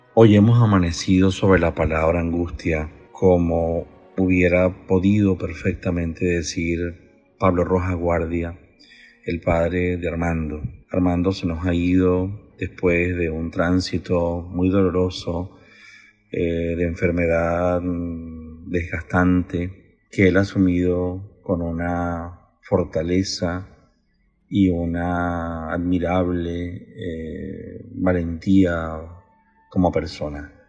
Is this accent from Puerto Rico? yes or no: no; Venezuela; como venezolano y como lector de poesía